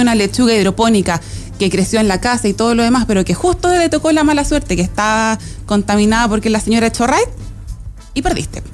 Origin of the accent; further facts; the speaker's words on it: Chile; also born or lived in Los Lagos, Los Ríos Region, Chile; el sur de nuestro país